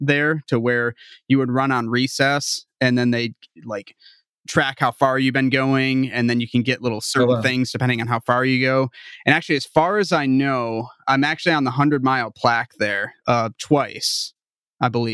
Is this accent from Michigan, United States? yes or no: yes; Michigan, United States; I'm a Michigander myself